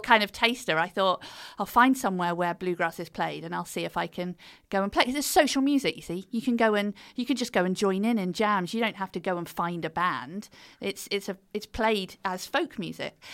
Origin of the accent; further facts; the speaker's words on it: United Kingdom; accent: British; the British accent just did me so well over there